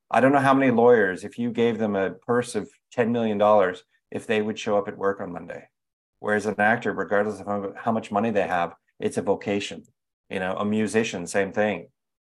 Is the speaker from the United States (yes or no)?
no; England, United Kingdom; We grew up in England.